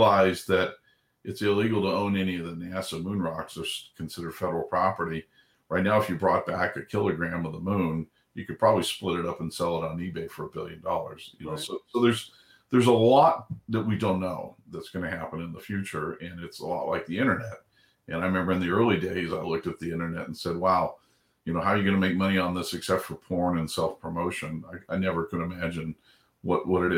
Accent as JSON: {"language": "English", "region": "Southern California", "country": "United States", "tie": "born or raised there", "said": "I grew up in a little sleepy town in Southern California"}